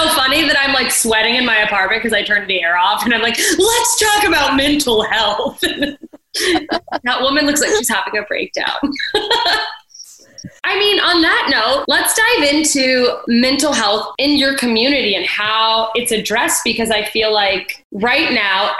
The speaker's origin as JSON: {"language": "English", "region": "Alaska", "country": "United States", "tie": "born or raised there", "moved": "yes", "said": "I grew up in Alaska"}